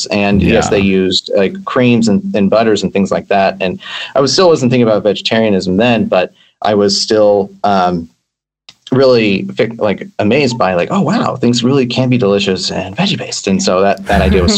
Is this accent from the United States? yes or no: yes; San Francisco Bay Area, California, United States; now in Vancouver, Canada; I grew up in the San Francisco Bay Area